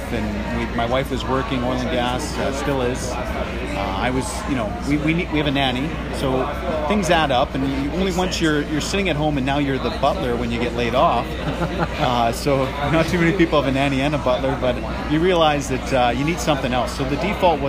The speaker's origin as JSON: {"language": "English", "town": "Fort McMurray", "region": "Alberta", "country": "Canada", "tie": "born or raised there", "also_born_or_lived": "Calgary", "said": "I grew up in Fort McMurray, worked oil and gas"}